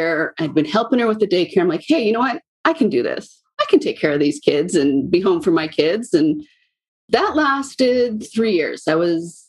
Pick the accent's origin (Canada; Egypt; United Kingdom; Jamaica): Canada; British Columbia; I was born and raised in British Columbia, Canada, and I currently live downtown Vancouver.